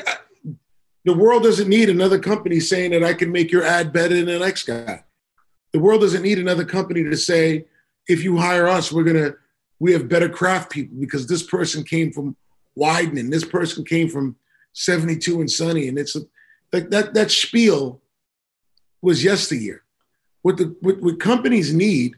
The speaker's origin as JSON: {"language": "English", "town": "New York City", "region": "New York", "country": "United States", "tie": "born or raised there", "said": "I grew up in Queens, New York, when I was 15 in 1985"}